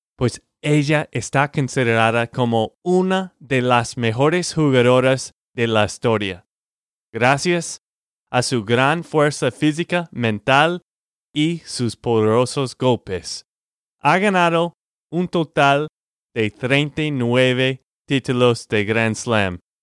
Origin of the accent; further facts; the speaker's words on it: Texas, United States; de Texas, Estados Unidos.